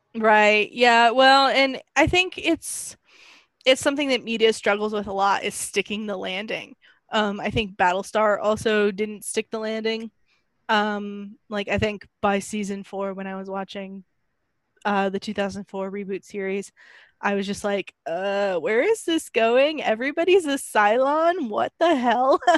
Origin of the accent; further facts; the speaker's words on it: United States; I am an American woman.